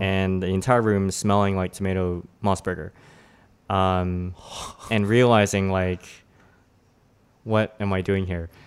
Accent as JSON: {"language": "English", "town": "Toronto", "region": "Ontario", "country": "Canada", "tie": "born or raised there", "also_born_or_lived": "Richmond Hill", "said": "I grew up in Toronto"}